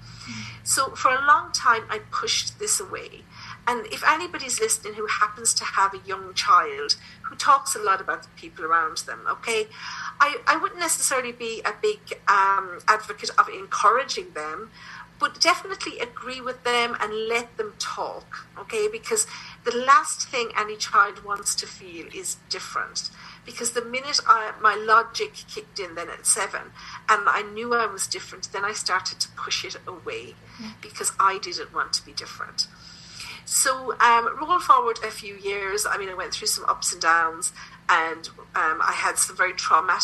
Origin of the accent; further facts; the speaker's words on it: Tipperary, Munster, Ireland; also born or lived in London / Germany; I come from Tipperary in Ireland.